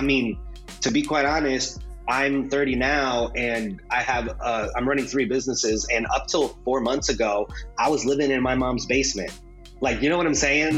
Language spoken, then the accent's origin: English; Fort Wayne, Indiana, United States; first language Spanish; English is a second language; also born or lived in Juarez, Mexico; The place we were from in Mexico, Juarez, a uh, very violent place, not a good place to raise kids. So, you know, my parents came here uh, to the U.S. at the age of five, came here to, to Fort Wayne, and kind of grew up um, in the very traditional sense